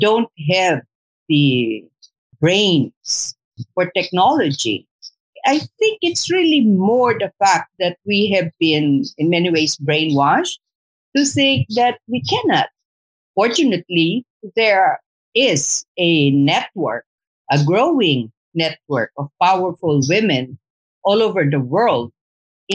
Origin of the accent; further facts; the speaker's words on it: Sulu, Bangsamoro, Philippines; we come from the same region. We come from Sulu